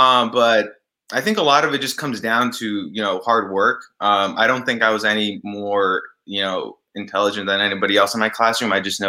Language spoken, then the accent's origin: English; Los Angeles, California, United States; I'm from LA, California. First generation.